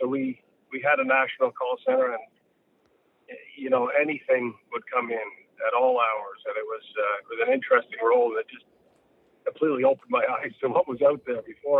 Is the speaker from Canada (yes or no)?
yes; Toronto, Ontario, Canada; also born or lived in Quebec / New Brunswick; I was born in Toronto at Lapsley Street, North York General, and we lived in Ontario.